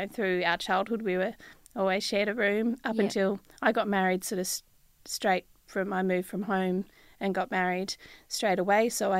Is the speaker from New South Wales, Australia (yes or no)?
no; Victoria, Australia; also born or lived in Tasmania; Born in Victoria. Mm-hmm. My dad was a bit of a gypsy, so we was in Victoria for a few months, and then we moved to Tasmania. We were living at Larinna, which was just overlooks Cradle Mountain, and then we spent 7 years in Tassie.